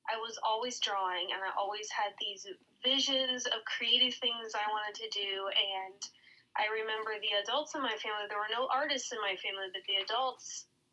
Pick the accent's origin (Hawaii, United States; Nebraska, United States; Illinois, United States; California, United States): Nebraska, United States; Lincoln; I grew up in and around Lincoln, so I'm a Lincoln, Nebraska native